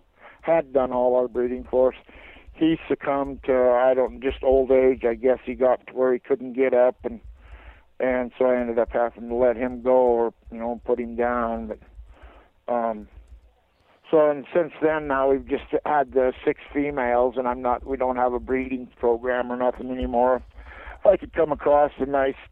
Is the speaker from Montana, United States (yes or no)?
yes; Eureka, Montana, United States; also born or lived in Whitefish, Montana / Alaska; I was born in Whitefish and raised in Eureka.